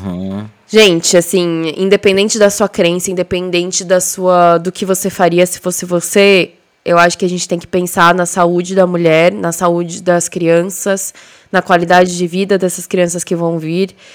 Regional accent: Brazil; moved away; já fazem quase 10 anos que a gente mudou de CEP, mas isso não significa que a gente esqueceu ou que deixa de ter amor e orgulho das nossas origens

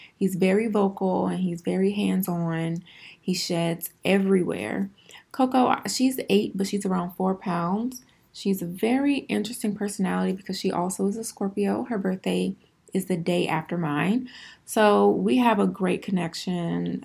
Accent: Houston, Texas, United States; I am originally from Houston, Texas. I am born and raised

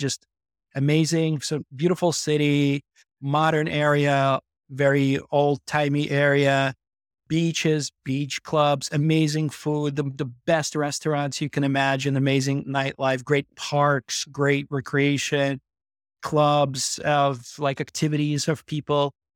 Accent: New York, United States; moved away as an adult; also born or lived in Belarus / Odessa, Ukraine; now in Amsterdam, Netherlands; I was born in Belarus, and when I was nine years old, I came over to New York with my family

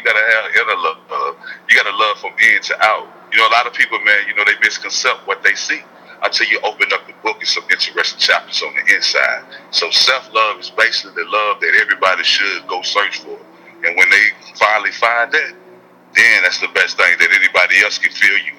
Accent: Mississippi, United States; You know, I'm from Mississippi, so you know I love Southern soul food.

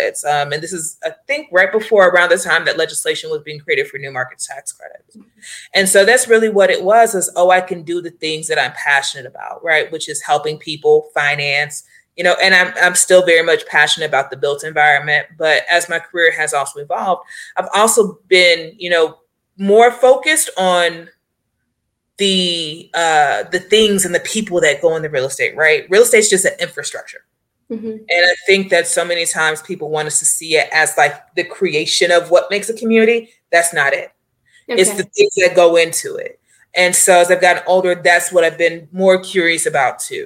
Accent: Kansas City, Missouri, United States; I am from, born and raised in Kansas City, Missouri.

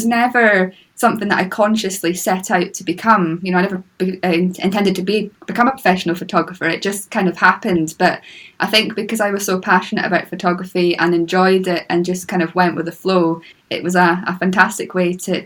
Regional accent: Moray coast, Scotland, United Kingdom; I grew up on the Moray coast

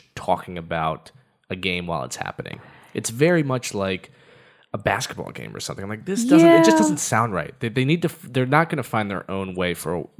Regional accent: Charlottesville, Virginia, United States; I'm from Charlottesville.

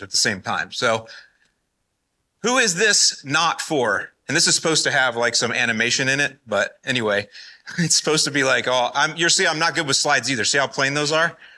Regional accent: Florida, United States; moved away as an adult; also born or lived in Northwest Indiana; I'm originally from Florida, born and raised

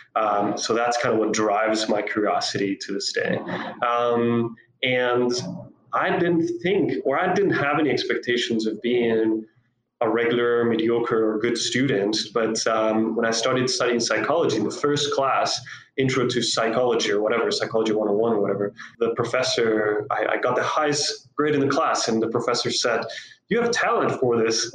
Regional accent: Costa Rica; moved away as an adult; also born or lived in South Africa; So I grew up in Costa Rica. I'm actually a native uh, Costa Rican

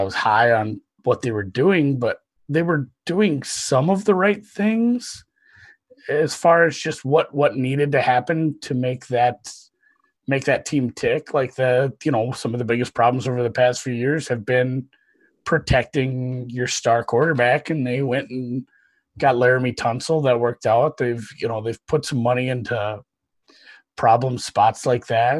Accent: Minnesota, United States; I'm from Minnesota

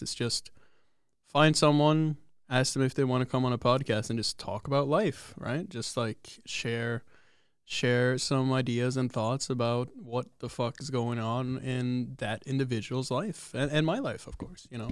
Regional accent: Oslo, Norway; I'm from Oslo

